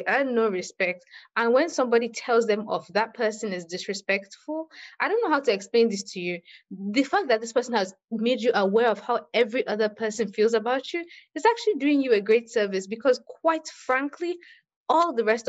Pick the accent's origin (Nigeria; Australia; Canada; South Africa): Nigeria; It's not just that I'm Nigerian, I'm a woman too.